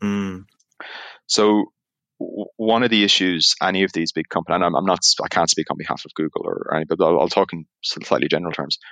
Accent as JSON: {"language": "English", "country": "Ireland", "accent": "Irish", "moved": "yes", "lives_now": "Amsterdam, Netherlands", "said": "as you can tell by the accent, even though I'm in Amsterdam, I'm, I'm Irish"}